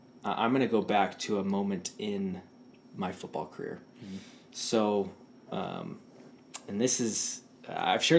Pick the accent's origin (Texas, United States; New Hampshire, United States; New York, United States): Texas, United States; Houston; moved away; the University of Houston, ooh, which is my hometown.